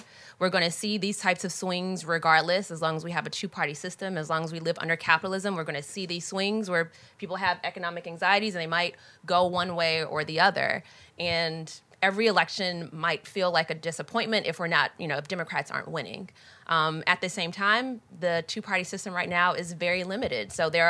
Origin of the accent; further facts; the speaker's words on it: Georgia, United States; So I was raised in Georgia